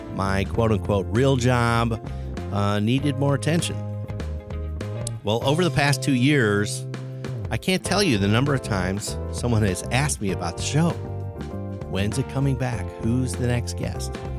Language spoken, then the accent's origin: English; Chicago, Illinois, United States; now in Indianapolis, United States; I came from Chicago